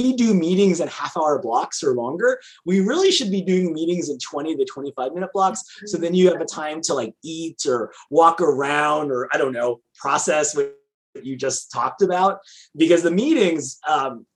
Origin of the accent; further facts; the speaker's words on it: California, United States; as a Californian